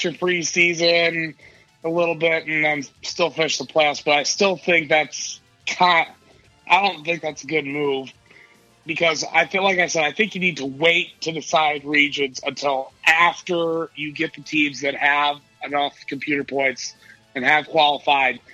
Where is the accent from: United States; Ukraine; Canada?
United States; Michigan; my home state